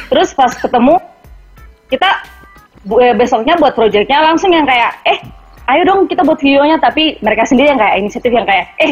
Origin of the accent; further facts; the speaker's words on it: Timika, Central Papua, Indonesia; tinggalnya beda kota mereka di Merauke terus saya kan dari Timika